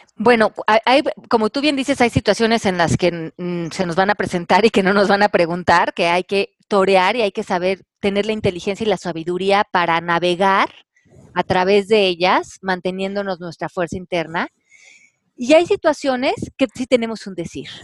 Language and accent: Spanish; Mexico; moved away; aquí en mi país